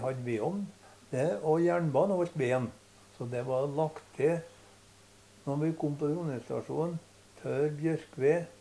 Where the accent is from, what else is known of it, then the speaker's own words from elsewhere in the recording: Støren, Trøndelag, Norway; Jeg kom fra Støren